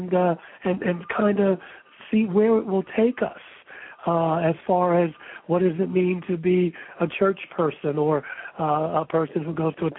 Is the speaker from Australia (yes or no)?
no; Baltimore, Maryland, United States; when I was growing up in Baltimore